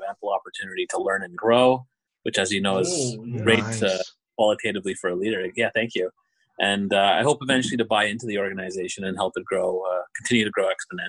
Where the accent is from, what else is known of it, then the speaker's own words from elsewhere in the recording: Montreal, Quebec, Canada; born there; now in Thunder Bay, Canada; Well, I was born in Montreal, and as you mentioned, I'm currently working in Thunder Bay.